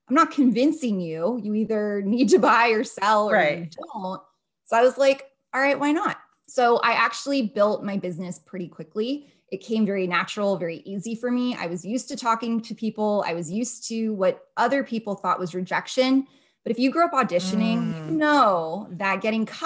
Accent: outside of Los Angeles, California, United States; moved away as an adult; also born or lived in Las Vegas; I grew up outside of Los Angeles

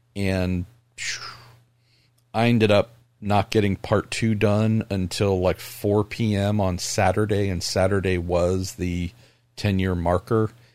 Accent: California, United States

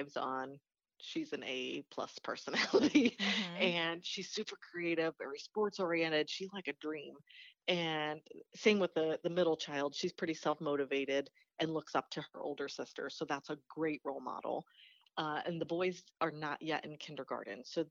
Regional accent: Pennsylvania, United States; moved away as an adult; also born or lived in Philadelphia; now in Indianapolis, United States; I'm from Pennsylvania. I was born and raised there and left.

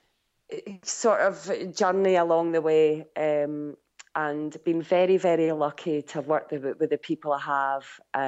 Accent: Scotland, United Kingdom; growing up in Scotland

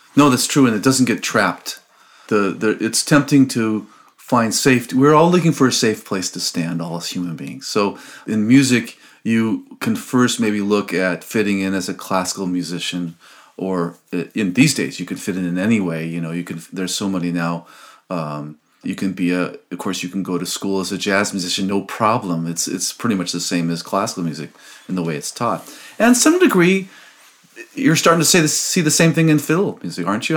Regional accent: Los Angeles, California, United States; also born or lived in Albany, California; I grew up in Los Angeles, California, born and raised in Los Angeles

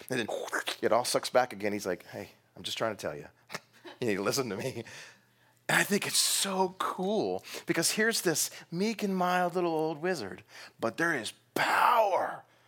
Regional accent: Texas, United States; I'm from Texas

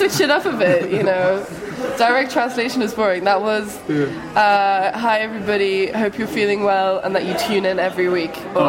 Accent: Belgium; French because I was born in Belgium

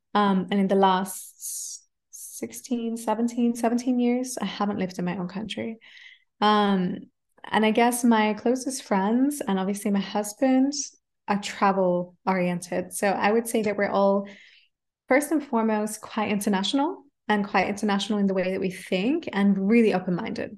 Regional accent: Adelaide, South Australia, Australia; first language English; moved away as an adult; now in Germany; I grew up in Australia speaking English and just English

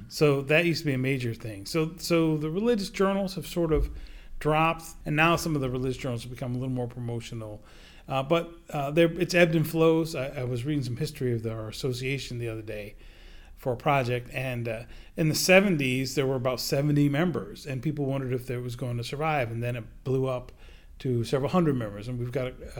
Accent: Attleboro, Massachusetts, United States; My hometown newspaper, the Sun Chronicle of Attleboro, Massachusetts

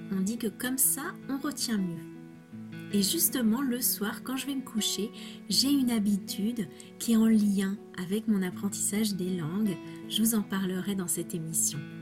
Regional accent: France; first language French

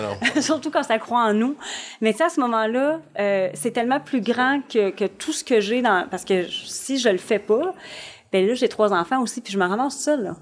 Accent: Shawinigan, Quebec, Canada; je viens quand même d'un petit milieu, je viens de Shawinigan

